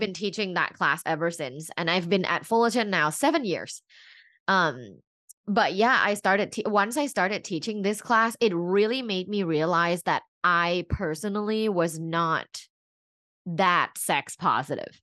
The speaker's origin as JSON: {"language": "English", "region": "Bangkok", "country": "Thailand", "tie": "born or raised there", "moved": "yes", "lives_now": "Los Angeles, United States", "said": "I'm originally from Bangkok, and I'm an immigrant here in the U S"}